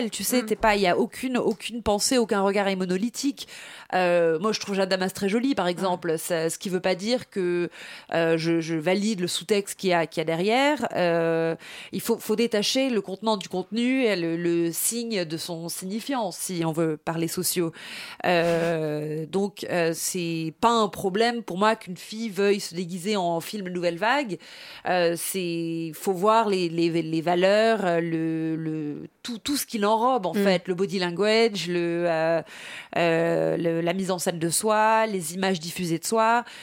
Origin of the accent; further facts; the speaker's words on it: England, United Kingdom; French is a second language; now in Paris, France; je suis arrivée d'Angleterre et je mettais des mais des collants de chapelier fou, des, des, fleurs en plastique sur la tête, euh, des chapeaux melons.